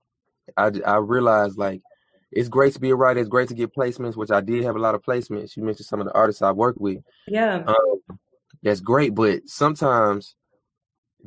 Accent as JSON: {"language": "English", "town": "Decatur", "region": "Georgia", "country": "United States", "tie": "born or raised there", "said": "I'm born and raised in Decatur, Georgia"}